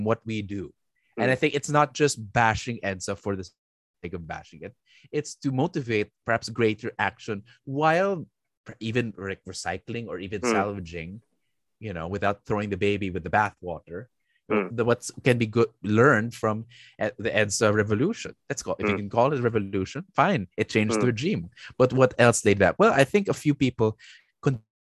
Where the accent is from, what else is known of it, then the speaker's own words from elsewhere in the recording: Philippines; we're Filipinos, I'm like, so automatically as a Filipino citizen